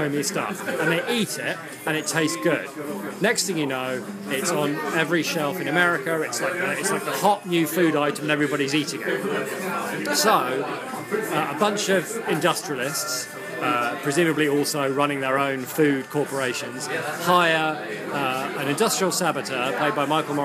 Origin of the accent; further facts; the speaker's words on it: England, United Kingdom; moved away; being other English people